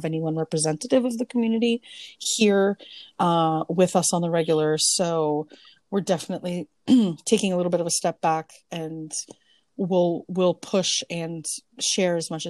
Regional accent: Canada; being Canadian

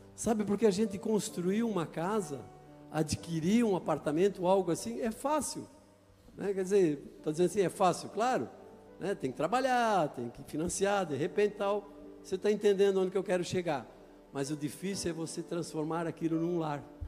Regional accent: Itajaí, Santa Catarina, Brazil; Eu nasci em Itajaí

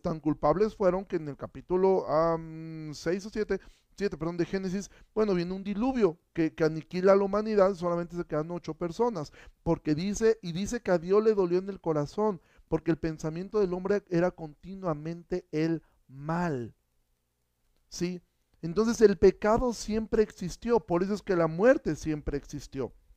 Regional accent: Xalapa, Veracruz, Mexico; jalapeño distinguido, sí, de, lo que nuestra ciudad heredó a México

